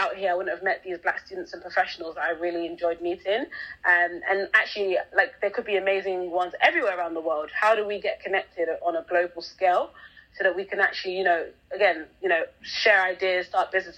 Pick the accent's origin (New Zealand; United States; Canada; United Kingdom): United Kingdom; London; I grew up in London, England. So literally I was born here and have been here ever since, 27 now.